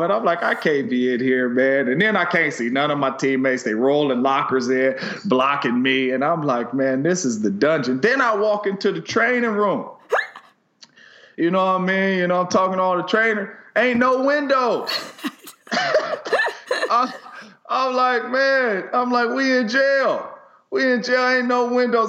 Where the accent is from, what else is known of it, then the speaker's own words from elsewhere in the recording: the Bay Area, California, United States; I'm from the Bay